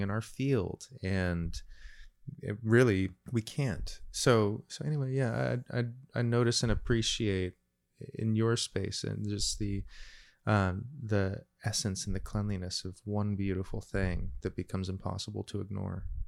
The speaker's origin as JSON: {"language": "English", "town": "Randolph", "region": "New Jersey", "country": "United States", "tie": "born or raised there", "said": "I grew up in Randolph, a lovely little town, gorgeous place to grow up in the nineteen eighties"}